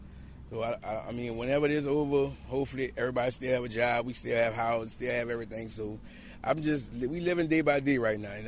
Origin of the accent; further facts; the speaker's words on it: New Orleans, Louisiana, United States; New Orleans, Louisiana.